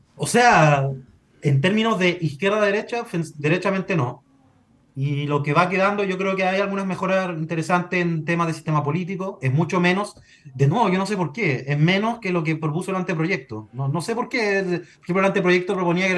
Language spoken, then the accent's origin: Spanish; Chile; lo que somos como chilenos